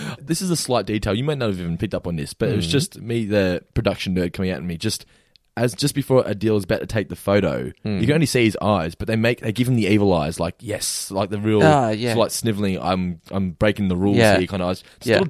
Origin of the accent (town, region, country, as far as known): Australia